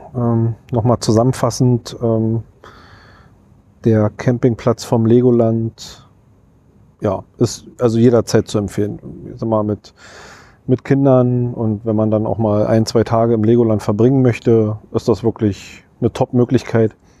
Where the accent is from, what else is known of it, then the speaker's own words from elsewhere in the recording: Berlin, Germany; als Berliner